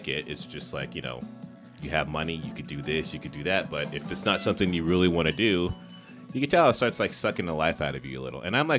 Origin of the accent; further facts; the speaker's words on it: Los Angeles, California, United States; No, I'm from Los Angeles. Seattle is just somewhere that I've always wanted to live and experience.